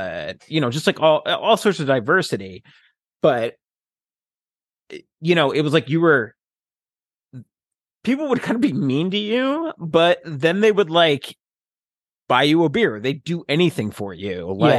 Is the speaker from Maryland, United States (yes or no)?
no; New Jersey, United States; now in Seattle, United States; the difference that I saw between like West Coast or people in Seattle, this area, versus growing up in New Jersey.